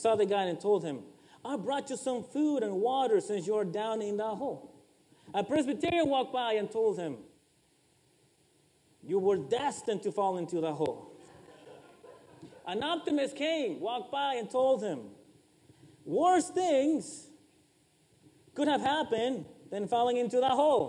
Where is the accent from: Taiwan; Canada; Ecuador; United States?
Ecuador; I am from Ecuador